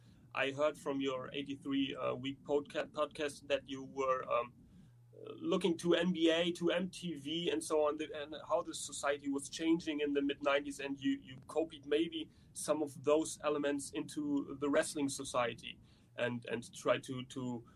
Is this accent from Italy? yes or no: no; Germany; English is a second language; Because I'm from Germany and I'm not the guy who has to know which city is in which state and the languages and so on.